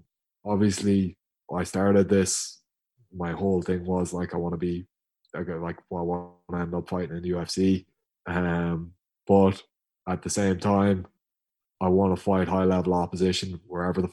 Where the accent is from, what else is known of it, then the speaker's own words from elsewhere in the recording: Tipperary, Munster, Ireland; I'm from Tip